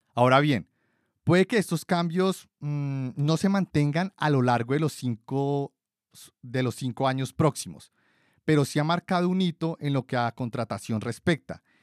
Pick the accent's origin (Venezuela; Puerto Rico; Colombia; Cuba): Colombia; de Colombia, mi país de origen